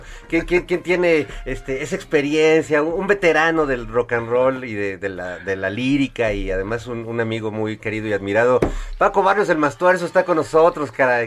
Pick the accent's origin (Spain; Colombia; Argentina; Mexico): Mexico; orgullosos de ser músicos este mexicanos